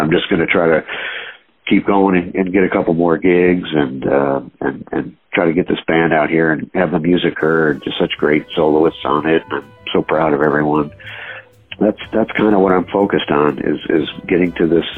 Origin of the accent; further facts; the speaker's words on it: Binghamton, New York, United States; I was born in Binghamton, New York, uh, which uh, kind of a middle of nowhere place, but uh, there must have been something in the water uh, in the late 70s, early 80s when I was in junior high and high school